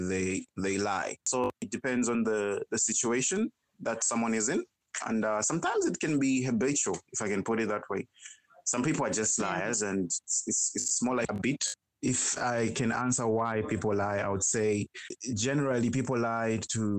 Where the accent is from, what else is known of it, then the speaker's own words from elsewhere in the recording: Zambia; I am from Zambia